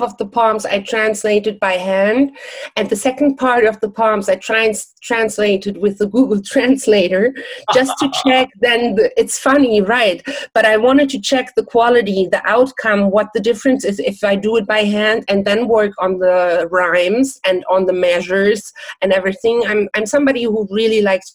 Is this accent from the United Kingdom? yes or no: no; Germany; English is a second language; moved away; also born or lived in Czech Republic / Miami Beach, United States; I'm born in Czech Republic, but I never went to school in Czech Republic. I grew up in Germany